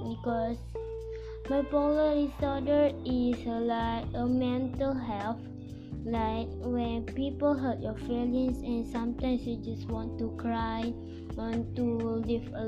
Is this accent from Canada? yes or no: no; Malaysia; I'm Malaysian too.